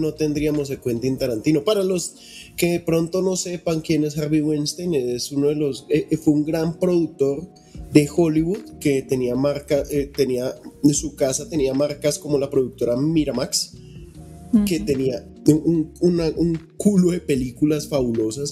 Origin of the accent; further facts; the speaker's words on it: Colombia; acá en Colombia no, porque aquí nosotros somos latinos chichas